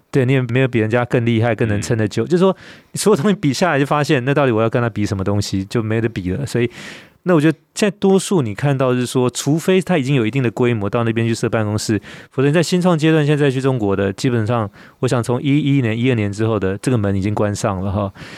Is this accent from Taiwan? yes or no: yes; Taiwan; 我们台湾人，我们台语讲的真好。